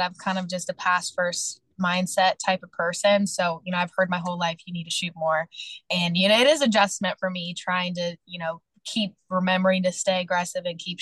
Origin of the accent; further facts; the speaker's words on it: Kentucky, United States; moved away as an adult; being able to play for my hometown